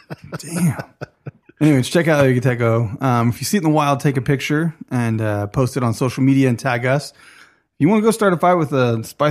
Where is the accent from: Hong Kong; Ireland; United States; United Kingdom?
Hong Kong; Kowloon Bay, Kowloon; born there; Kowloon Bay. Exactly. I was born in Kowloon Bay.